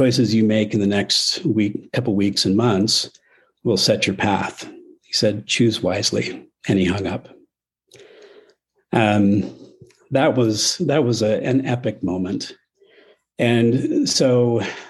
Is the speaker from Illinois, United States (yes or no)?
no; Arizona, United States; now in Utah, United States; I grew up in Arizona, so I ski with a Phoenix accent